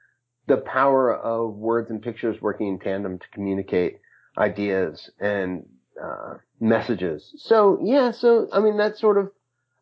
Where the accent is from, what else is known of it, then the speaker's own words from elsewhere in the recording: Hawaii, United States; now in Brooklyn, United States; I was born in Hawaii. I live in Brooklyn.